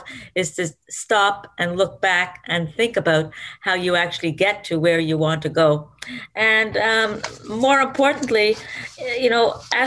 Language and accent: English; Montreal, Quebec, Canada; I was working in a lab at McGill University because I grew up in Montreal